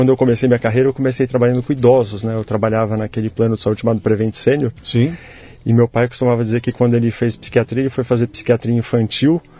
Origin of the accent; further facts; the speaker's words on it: São Paulo, Brazil; nasci aqui em São Paulo, sou aqui de São Paulo.